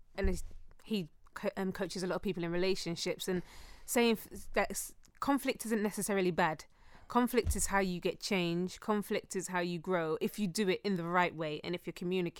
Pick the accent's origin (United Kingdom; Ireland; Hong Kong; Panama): United Kingdom; Stonebridge, London; a girl growing up in Stonebridge